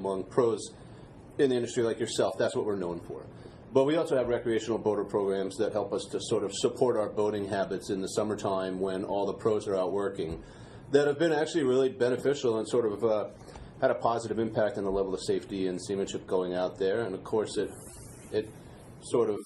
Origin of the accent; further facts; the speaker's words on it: Wickford, Rhode Island, United States; I grew up in Wickford, and growing up in Wickford, you're near the water, mm-hmm. and I moved there when I was five